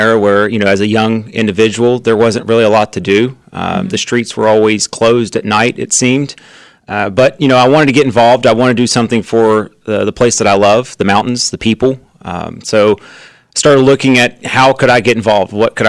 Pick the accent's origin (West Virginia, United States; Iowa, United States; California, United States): West Virginia, United States; St. Albans; I'm from St. Albans, born and raised.